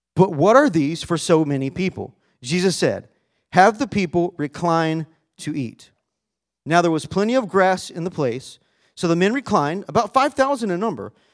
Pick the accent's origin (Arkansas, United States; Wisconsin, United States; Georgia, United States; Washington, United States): Arkansas, United States; I grew up in Arkansas